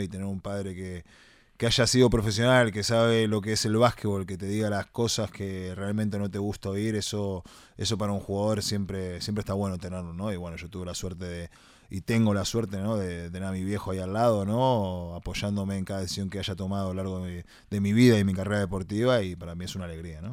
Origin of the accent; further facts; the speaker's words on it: Uruguay; moved away; la uruguaya es la que realmente siempre, siempre está, siempre estuvo y es de donde, donde salí yo, ¿no? De donde vengo